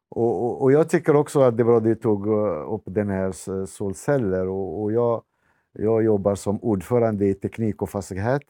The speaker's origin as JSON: {"language": "Swedish", "country": "Morocco", "also_born_or_lived": "Botkyrka, Sweden", "second_language": "Swedish", "moved": "as an adult", "lives_now": "Tullinge, Sweden", "said": "jag kommer från Marocko, men jag är kristen"}